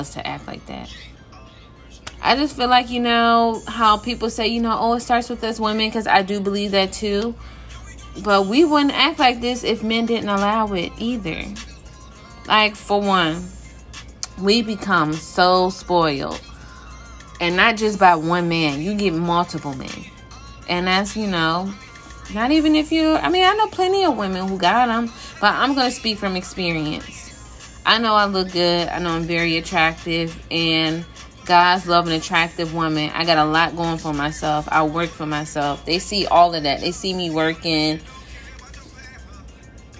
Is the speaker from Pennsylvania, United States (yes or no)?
yes; Philadelphia, Pennsylvania, United States; now in Virginia, United States; I was born in Philly and I'm now in VA